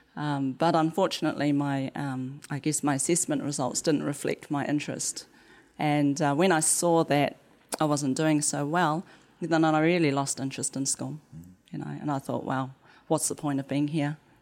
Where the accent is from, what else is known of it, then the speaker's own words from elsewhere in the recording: New Zealand; The accent. And I'd be like, "New Zealand,"